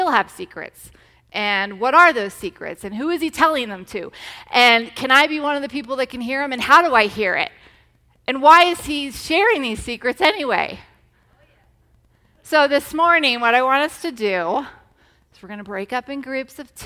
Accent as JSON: {"language": "English", "region": "Massachusetts", "country": "United States", "tie": "born or raised there", "moved": "yes", "said": "I grew up in Massachusetts where there's all kinds of mosquitoes"}